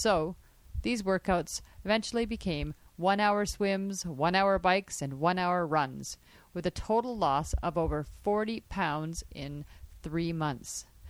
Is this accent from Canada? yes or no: yes; Sparwood, British Columbia, Canada; I was humbled when I signed up at the pool here in my hometown of Sparwood, BC, and realized that I could swim, but not really.